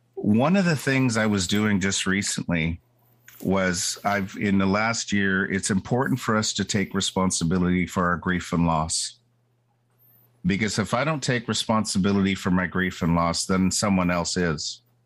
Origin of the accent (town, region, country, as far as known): Bella Bella, British Columbia, Canada